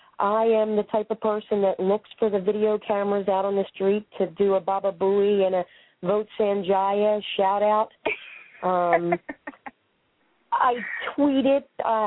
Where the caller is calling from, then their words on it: Pennsylvania, United States; Right outside of Philadelphia.